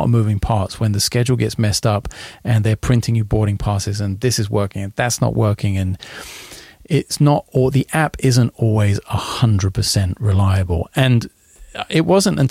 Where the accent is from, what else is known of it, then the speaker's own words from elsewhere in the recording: London, United Kingdom; moved away; I've never been to London, of all places, my hometown